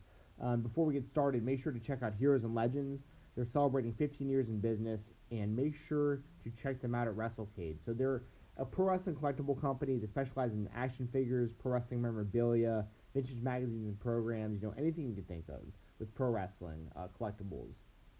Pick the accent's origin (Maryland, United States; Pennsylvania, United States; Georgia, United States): Georgia, United States; Atlanta; I grew up in Atlanta, Georgia, right up the street from the Steiner brothers